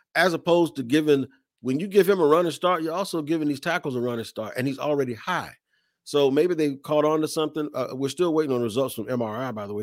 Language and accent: English; Washington, District of Columbia, United States; I grew up in Washington as a fan of Washington